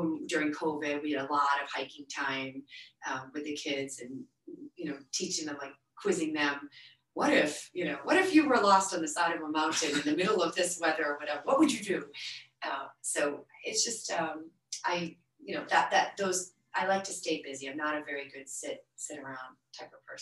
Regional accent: Maine, United States; moved away; I grew up in Maine

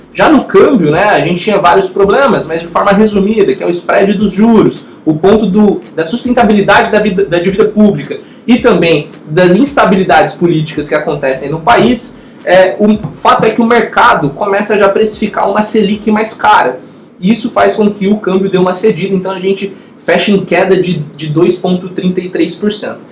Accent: Brazil; como investidor e também como brasileiro

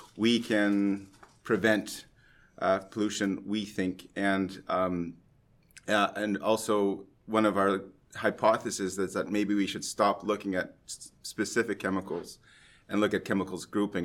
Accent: Canada; now in Norway; I'm a Canadian who's been transplanted in Norway

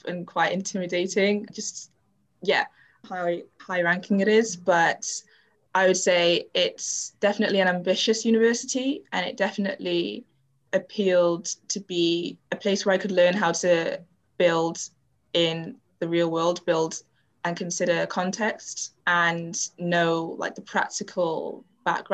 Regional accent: Wales, United Kingdom; also born or lived in Zimbabwe; I moved here to the UK when I was about 6 months old, so in 2000. So it's kind of like, in terms of my actual lived experience, I was raised in Wales

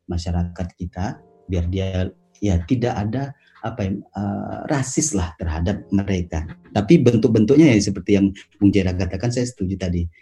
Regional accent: Medan, North Sumatra, Indonesia; Terus terang Miss Masito, saya kan dari Medan.

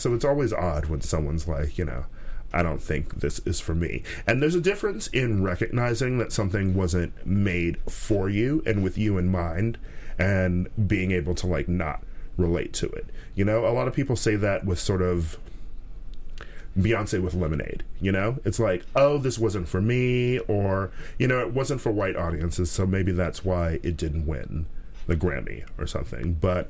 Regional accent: Milwaukee, Wisconsin, United States; I was probably about 5 or so when he was arrested. So, and we lived sort of in that area, too.

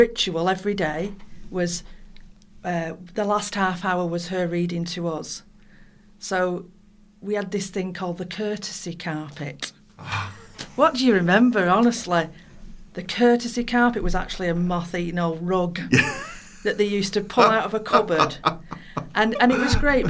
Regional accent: Ashton-under-Lyne, North West England, United Kingdom; also born or lived in Mossley; I was born in Mossley, and then my parents moved to Ashton-under-Lyne when I was 6, 7.

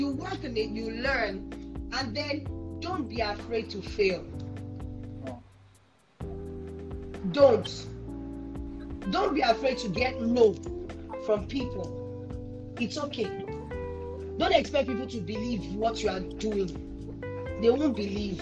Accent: Nigeria; I'm Nigerian

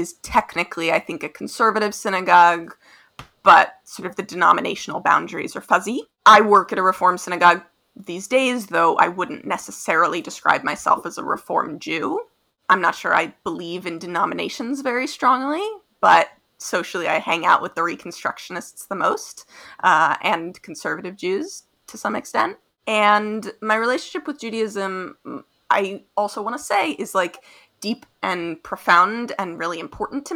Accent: West Coast, United States; now in Brooklyn, United States; I grew up mostly on the West Coast

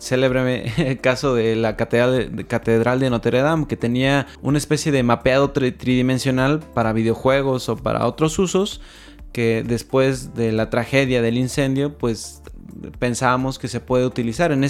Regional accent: Mexico; Actualmente no solo somos mexicanos

